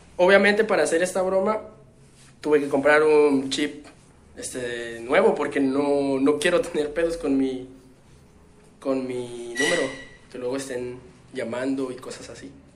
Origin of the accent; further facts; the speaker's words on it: Chiapas, Mexico; de aquí de donde soy, de las Chuapas